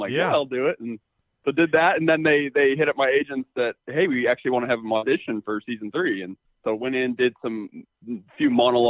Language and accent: English; Napa, California, United States; I'm a homebody. I'm from Napa